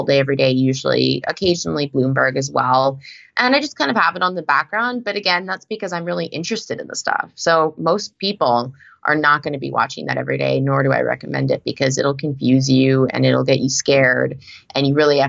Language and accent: English; Canada; moved away as an adult; now in United States; I'm actually a Canadian that's only recently full-time moved to the US.